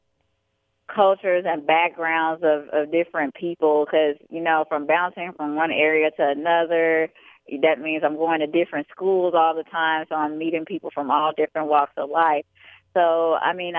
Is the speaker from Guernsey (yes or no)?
no; Chicago, Illinois, United States; also born or lived in Atlantic City, New Jersey / Bronx, New York; I was born in Atlantic City, New Jersey, but I was raised in Chicago, Illinois